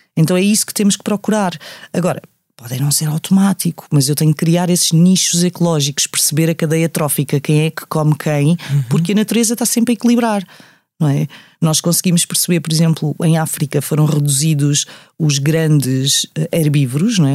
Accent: Amadora, Lisbon, Portugal; also born or lived in Sintra; eu cresci na Amadora

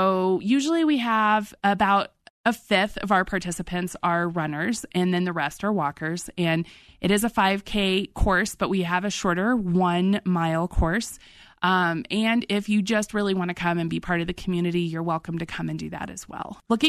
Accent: Colorado, United States; but we are from Colorado, so we know.

